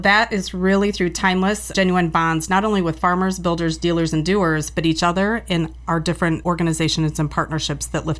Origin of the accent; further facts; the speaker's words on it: Cedar Valley, Iowa, United States; I've been born and raised in the Cedar Valley.